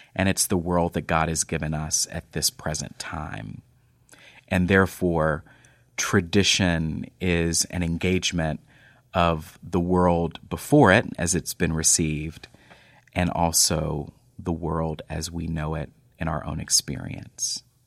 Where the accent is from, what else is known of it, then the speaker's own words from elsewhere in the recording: North Texas, United States; moved away; I grew up in North Texas